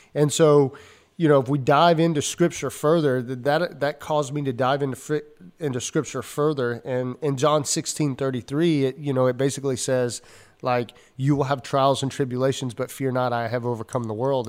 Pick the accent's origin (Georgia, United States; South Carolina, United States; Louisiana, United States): Georgia, United States; growing up in the South, I grew up in, uh, Georgia